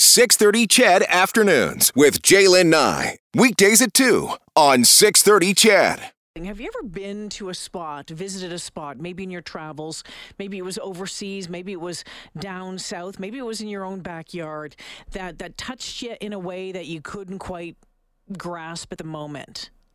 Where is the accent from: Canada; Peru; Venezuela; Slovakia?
Canada; as Canadians